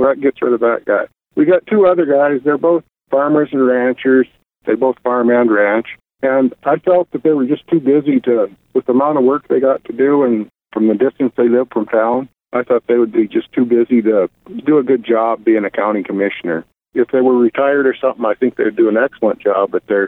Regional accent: Big Sandy, Montana, United States; I was born and raised around Big Sandy area. I've been there my whole life, been a rancher most of my life, lived on a ranch.

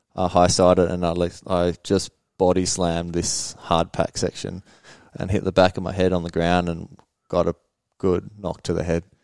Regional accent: Sweden; moved away as an adult; now in Australia; we moved back to Sweden uh, 94

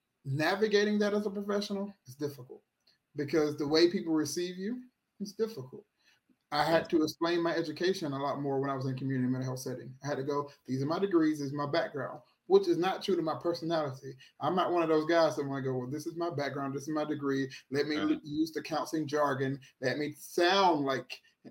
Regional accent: Thomson, Georgia, United States; born or raised there; also born or lived in Atlanta, Georgia / Orlando, Florida

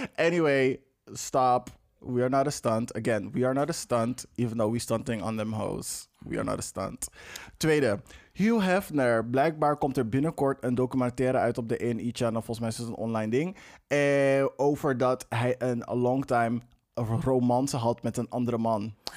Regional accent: Amsterdam, North Holland, Netherlands; Ik ben in de Belmar opgegroeid.

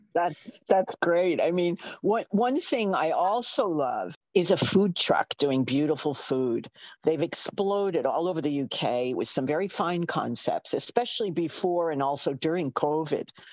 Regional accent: New York, United States; accent: New York; from my unerasable accent, you can tell I'm a New Yorker

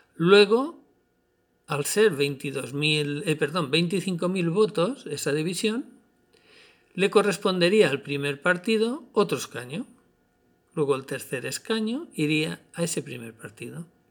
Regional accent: Spain; nuestro país

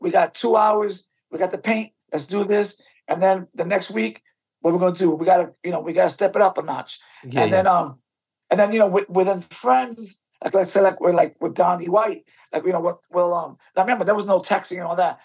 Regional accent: New York City, New York, United States; Born and raised in the South Bronx.

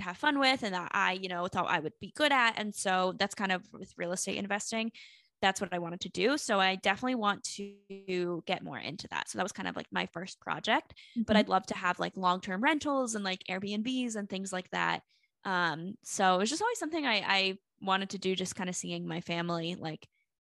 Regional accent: Charlotte, North Carolina, United States; moved away as an adult; also born or lived in South Florida; now in Miami, United States; I feel like Charlotte was home to me

